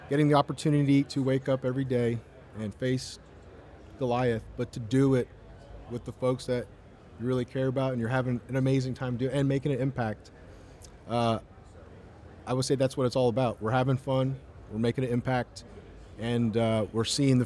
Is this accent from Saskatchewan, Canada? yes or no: no; Toronto, Ontario, Canada; I was born in Toronto, Canada